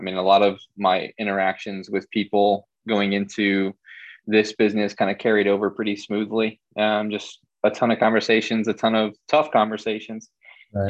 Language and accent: English; Illinois, United States; moved away as an adult; now in Florida, United States; I'm originally from Illinois and I decided to kind of just pack everything up in my car and move down here